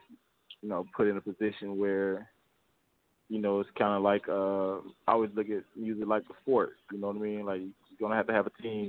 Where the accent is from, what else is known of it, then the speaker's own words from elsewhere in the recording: Mississippi, United States; moved away as an adult; now in Atlanta, United States; I was born and raised in Mississippi